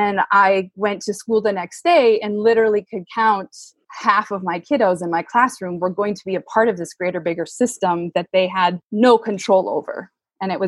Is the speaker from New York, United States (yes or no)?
no; Minnesota, United States; I grew up in Minnesota, definitely grew up in a segregated